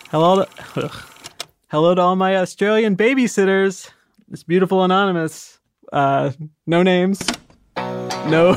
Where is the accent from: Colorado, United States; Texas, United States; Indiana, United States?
Indiana, United States; I'm from Indiana. You know the Midwest